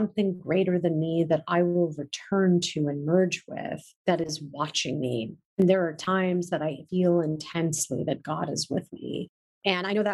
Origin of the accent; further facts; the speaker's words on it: India; I'm Indian